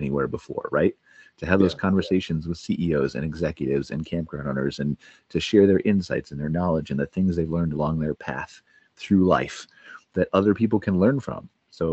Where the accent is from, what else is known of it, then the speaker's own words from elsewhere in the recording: Cleveland, Ohio, United States; moved away as an adult; now in Calgary, Canada; I'm American. I was born in Cleveland, Ohio. But in February of 2021, I moved to Canada, to Calgary, Canada.